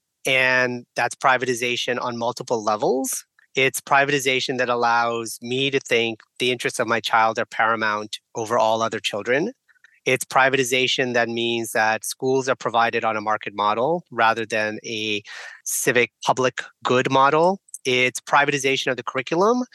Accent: San Francisco Bay Area, California, United States; also born or lived in India; I was born in India. I grew up here as an immigrant. And to me, growing up in the San Francisco Bay Area

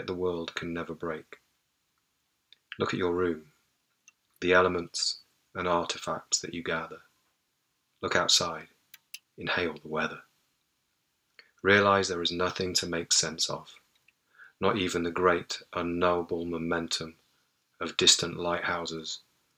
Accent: Nottingham, East Midlands, United Kingdom; now in Port Townsend, United States; I'm originally from Nottingham in England, but I now live in a city called Port Townsend on the Olympic Peninsula in the Pacific Northwest.

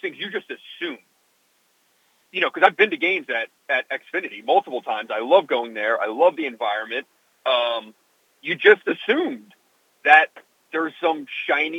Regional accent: Philadelphia, Pennsylvania, United States; I grew up in Philadelphia

